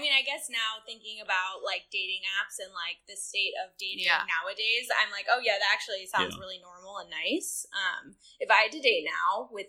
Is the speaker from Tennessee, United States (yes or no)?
no; San Francisco, California, United States; moved away as an adult; also born or lived in Dallas, Texas; now in Nashville, United States; I'm from San Francisco. So I was in Texas for school.